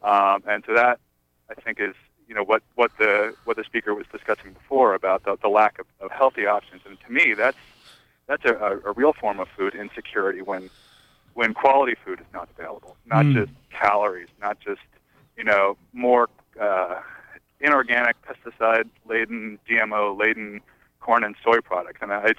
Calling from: Belfast, Maine, United States; I'm calling from Belfast. And I actually work at the co-op here in town.

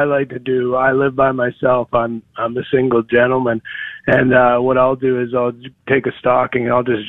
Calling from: Indianapolis, Indiana, United States; I'm in Indianapolis.

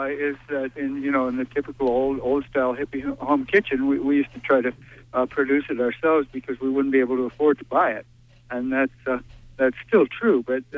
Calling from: Brooklyn, Maine, United States; I'm calling from Brooklyn.

